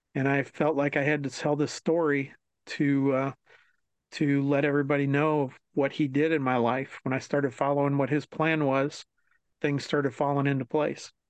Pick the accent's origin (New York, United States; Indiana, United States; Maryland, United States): Maryland, United States; New Carrollton; growing up in Maryland, uh, right outside of DC.